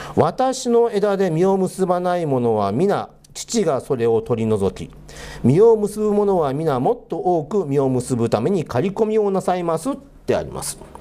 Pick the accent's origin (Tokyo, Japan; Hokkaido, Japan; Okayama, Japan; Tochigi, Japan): Hokkaido, Japan; moved away as an adult; also born or lived in Aichi Prefecture; now in Sapporo, Japan; 出身は実は北海道なんですね